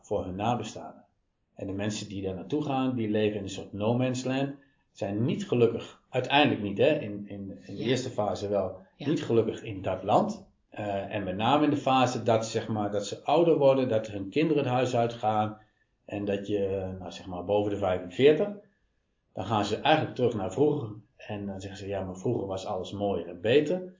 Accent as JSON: {"language": "Dutch", "town": "Apeldoorn", "region": "Gelderland", "country": "Netherlands", "tie": "born or raised there", "said": "Geboren en getogen in Wenenwiesel."}